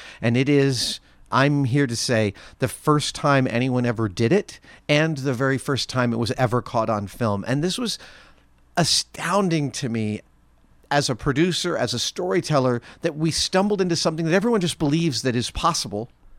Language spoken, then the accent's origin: English; New York, United States; It is partly because I grew up in New York.